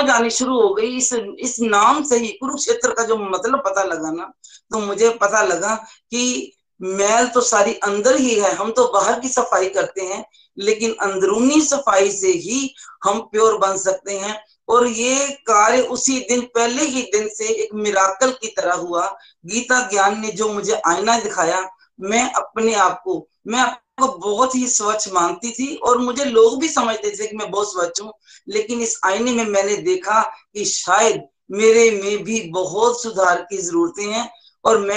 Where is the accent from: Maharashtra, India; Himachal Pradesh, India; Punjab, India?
Punjab, India; Zirakpur; मैं जीरकपुर से हूँ और मैं स्टेट बैंक ऑफ इंडिया से रिटायर्ड हूँ